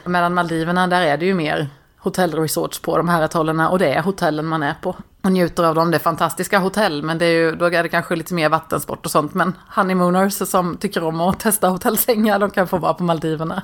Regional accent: Småland, Sweden; Jag är smålänning

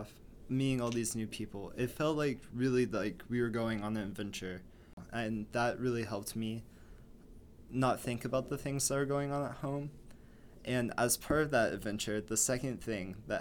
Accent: Fayetteville, Arkansas, United States; moved away as an adult; now in Washington, D.C., United States; college town myself in Fayetteville, Arkansas

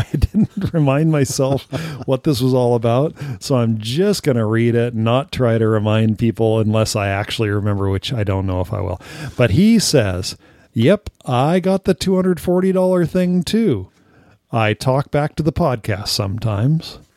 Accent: California, United States; I remember first encountering it at the neighbors growing up in California.

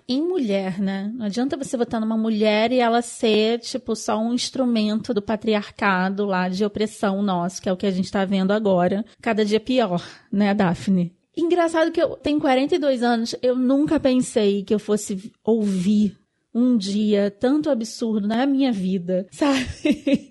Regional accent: Rio de Janeiro, Brazil; Eu sou do Rio de Janeiro, eu voto no Rio de Janeiro

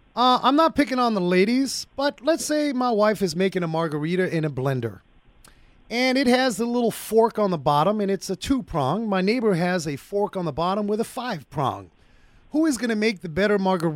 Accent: Arizona, United States; I'm from Arizona

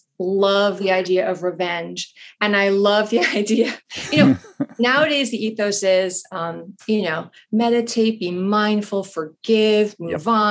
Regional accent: New York, United States; moved away as an adult; now in Washington, D.C. area, United States; I'm from New York and I moved to the DC area when I married

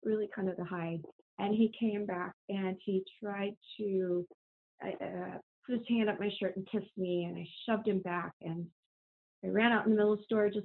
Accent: Kansas City, United States; I grew up in Kansas City

